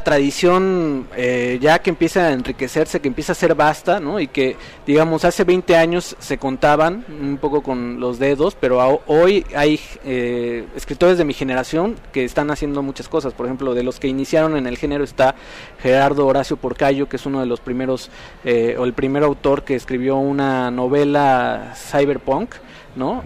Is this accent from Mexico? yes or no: yes; Cuernavaca, Morelos, Mexico; yo soy de Cuernavaca